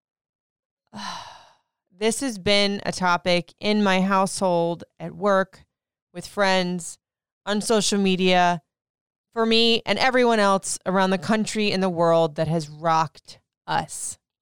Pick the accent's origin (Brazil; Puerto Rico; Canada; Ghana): Puerto Rico; I am Puerto Rican